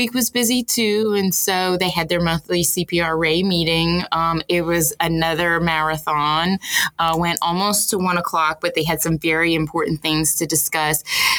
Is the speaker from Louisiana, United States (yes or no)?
yes; Houma, Louisiana, United States; now in New Orleans, United States; I grew up in Houma